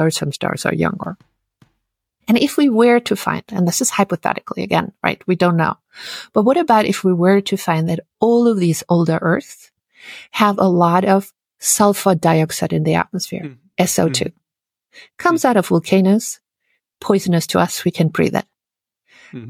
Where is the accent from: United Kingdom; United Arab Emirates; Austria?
Austria; English is a second language; moved away as an adult; now in United States; my home country, Austria